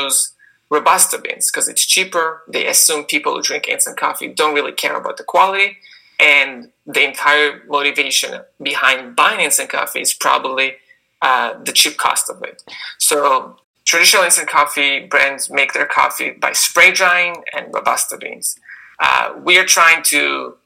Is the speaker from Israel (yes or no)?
yes; Israel; moved away as an adult; now in United States; as you can hear by my accent, I grew up in Israel